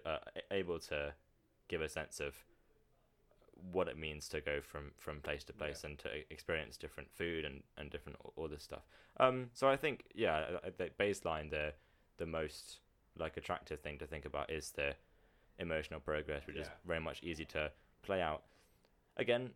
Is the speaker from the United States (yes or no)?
no; United Kingdom; as a British person